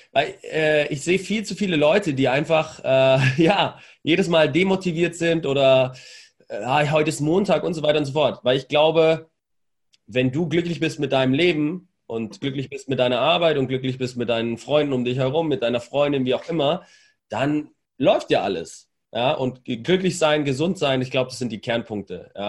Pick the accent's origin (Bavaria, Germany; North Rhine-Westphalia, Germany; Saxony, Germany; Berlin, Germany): Bavaria, Germany; accent: Franconian; Ich war Franke, fränkischer Dialekt.